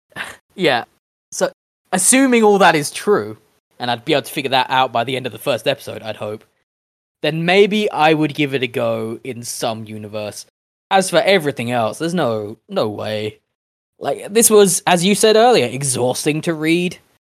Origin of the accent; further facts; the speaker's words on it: United Kingdom; We are British people